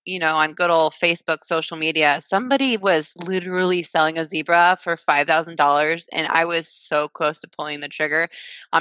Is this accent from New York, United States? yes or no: no; Liberty, Missouri, United States; About 10 miles away from where we live now, in Liberty, Missouri